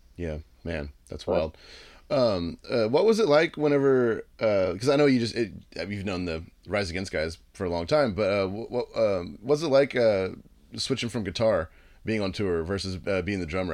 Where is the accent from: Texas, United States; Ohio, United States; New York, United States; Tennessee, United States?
Texas, United States; in Texas where I live it's like you know uh, my hometown is like five hours away